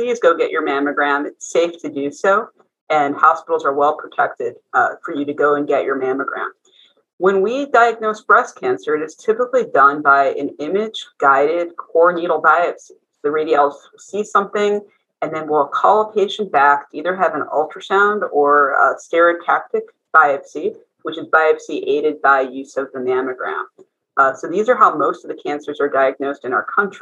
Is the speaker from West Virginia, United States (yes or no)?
no; Cleveland, Ohio, United States; moved away as an adult; also born or lived in North Carolina / San Francisco, California / Houston, Texas; I'm originally from Cleveland, Ohio. I grew up in the East Side in Mayfield Heights.